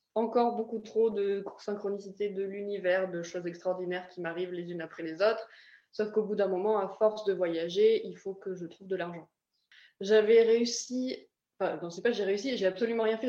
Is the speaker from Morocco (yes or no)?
no; France; moved away as an adult; also born or lived in Ireland; j'ai quitté la France, il me semble que j'avais 18 ans la première fois